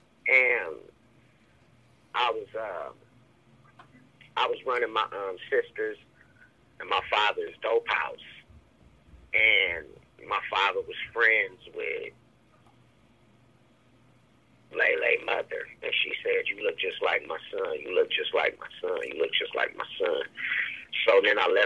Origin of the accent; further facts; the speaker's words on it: Columbus, Ohio, United States; also born or lived in Cleveland, Ohio; I was born in Columbus, Ohio, and I was always back and forth to Cleveland as a kid